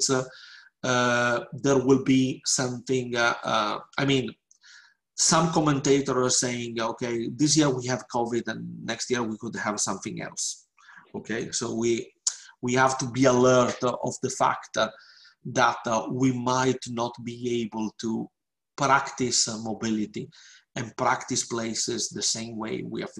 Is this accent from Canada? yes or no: no; Venice, Veneto, Italy; I can tell you this summer I went to my hometown uh, to Venice because that mm-hmm. is the only place where I could have gone for holidays.